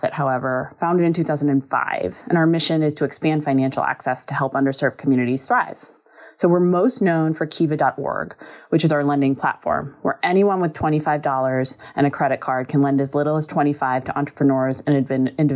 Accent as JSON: {"language": "English", "town": "Milwaukee", "region": "Wisconsin", "country": "United States", "also_born_or_lived": "Senegal", "moved": "as an adult", "said": "I'm from Milwaukee, Wisconsin, and I grew up with an activist mother"}